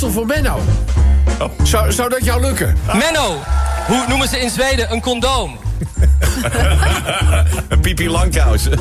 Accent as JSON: {"language": "Dutch", "town": "Gorinchem", "region": "South Holland", "country": "Netherlands", "said": "Ik kom uit Gorkum."}